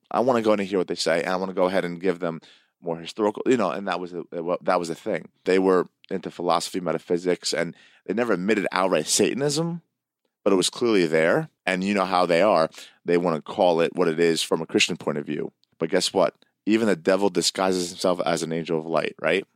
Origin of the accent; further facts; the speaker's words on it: Hamilton, New Jersey, United States; I went to Greek school in this area of Hamilton, New Jersey